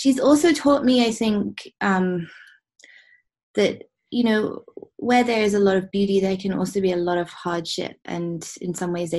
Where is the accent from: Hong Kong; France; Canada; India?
Hong Kong; growing up in Hong Kong